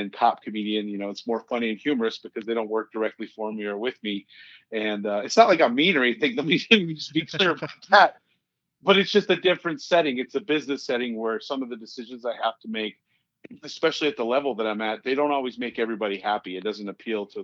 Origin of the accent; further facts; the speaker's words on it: Boulder, Colorado, United States; I'm from Boulder, Colorado, and I work for the Boulder County Sheriff's Office in Colorado.